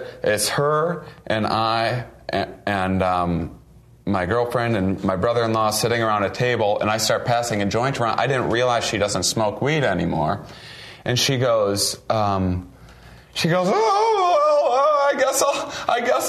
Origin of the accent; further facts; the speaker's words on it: Wisconsin, United States; moved away; I'm from Wisconsin, originally